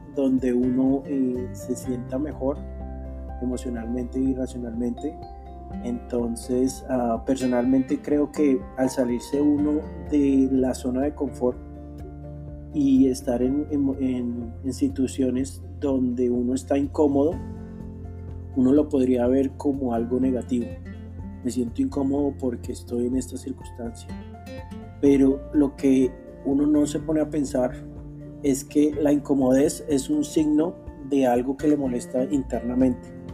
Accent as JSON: {"language": "Spanish", "region": "Bogotá", "country": "Colombia", "tie": "born or raised there", "said": "nací en Bogotá, Colombia, hace 31 años"}